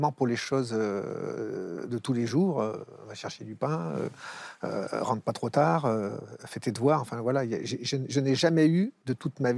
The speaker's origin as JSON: {"language": "French", "country": "Algeria", "lives_now": "Thiers, France", "said": "Quand on est algérien, on est algérien. Il n'y a, pas besoin d'aller en Algérie."}